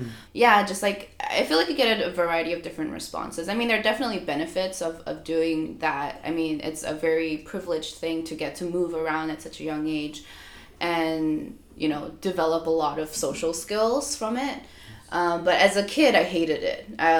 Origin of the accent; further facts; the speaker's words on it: Singapore; also born or lived in Birmingham / Beijing; Yeah, I was born in Birmingham. And then I was separate from my parents for 2 years, living with my grandparents in Beijing for 2 years. And then 7 years in Singapore.